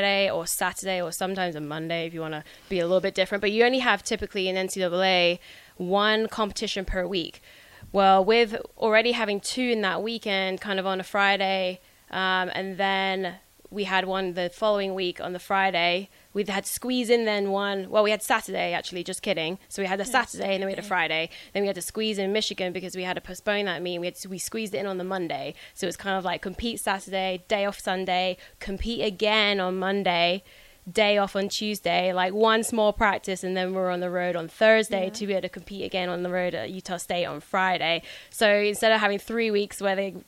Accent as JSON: {"language": "English", "town": "Cambridge", "region": "East of England", "country": "United Kingdom", "also_born_or_lived": "Florida", "moved": "as an adult", "lives_now": "Lincoln, United States", "said": "I'm from Cambridge, England."}